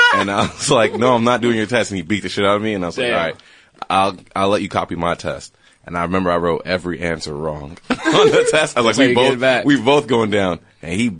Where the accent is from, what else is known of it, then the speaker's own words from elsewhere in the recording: New York, United States; when I was growing up in New York